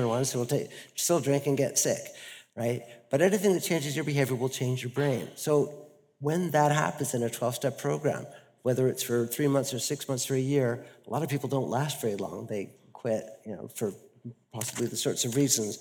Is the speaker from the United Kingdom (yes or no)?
no; Canada; now in Netherlands; I'm a Canadian living in the Netherlands who just arrived in England